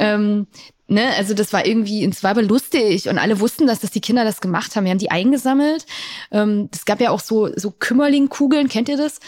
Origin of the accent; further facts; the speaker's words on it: Thuringia, Germany; Ich bin in Ostdeutschland aufgewachsen, in Thüringen, um genau zu sein